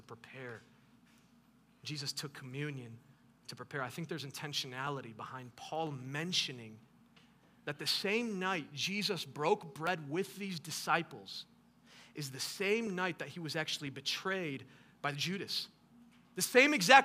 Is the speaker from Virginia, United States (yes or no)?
no; Detroit, Michigan, United States; I'm from Detroit, so I'm a big Detroit Pistons fan.